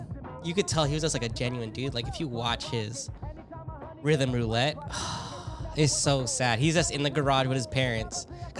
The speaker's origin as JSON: {"language": "English", "town": "Seattle", "region": "Washington", "country": "United States", "said": "So we're from Seattle."}